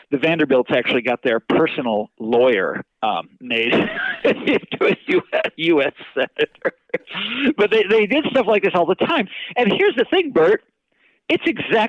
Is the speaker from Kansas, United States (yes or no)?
yes; Kansas, United States; moved away; I'm from Kansas originally.